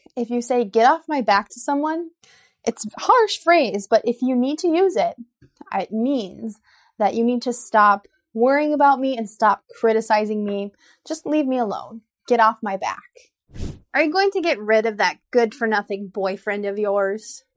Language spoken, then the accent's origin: English; United States; I'm an American English teacher